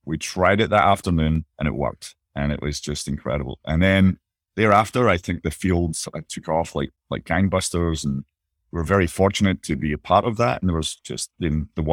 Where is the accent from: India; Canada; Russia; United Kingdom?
United Kingdom; Bellshill, Scotland; moved away; I was born and grew up just outside of Glasgow in a place called Bellsill